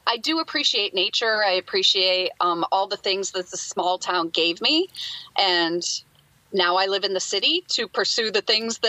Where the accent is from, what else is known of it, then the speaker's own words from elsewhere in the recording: Michigan, United States; now in Los Angeles, United States; I grew up in a farm town in Michigan. Very rural.